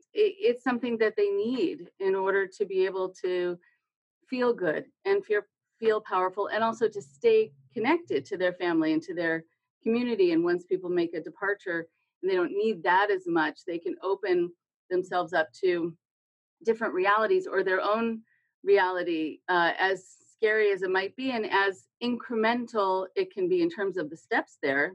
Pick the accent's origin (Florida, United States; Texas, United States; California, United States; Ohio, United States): California, United States; because I'm a Californian, and California has its own problems.